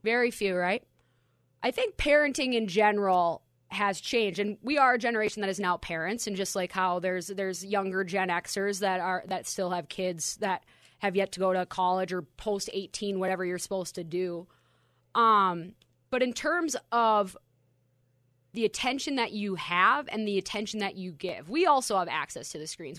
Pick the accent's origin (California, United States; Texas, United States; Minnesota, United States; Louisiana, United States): Minnesota, United States; my Minnesota roots